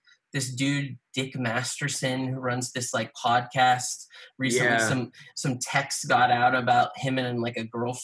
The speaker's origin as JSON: {"language": "English", "town": "Austin", "region": "Texas", "country": "United States", "tie": "born or raised there", "said": "I'm from Austin."}